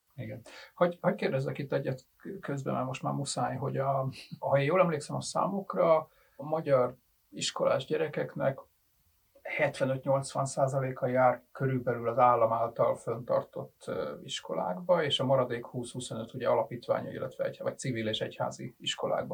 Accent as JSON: {"language": "Hungarian", "region": "Budapest", "country": "Hungary", "tie": "born or raised there", "said": "én nem voltam soha se falusi fiú, se falusi lány, hanem én ugye ilyen, ilyen budapesti gyerek vagyok"}